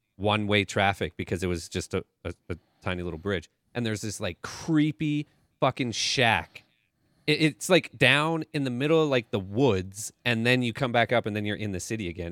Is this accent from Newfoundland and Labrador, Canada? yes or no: no; Calgary, Alberta, Canada; I'm from Calgary